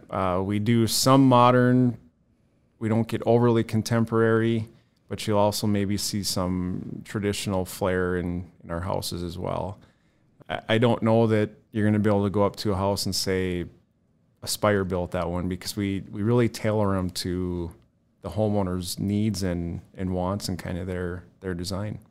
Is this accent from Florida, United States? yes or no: no; Bismarck, North Dakota, United States; also born or lived in Mandan; I was born and raised in Bismarck, Mandan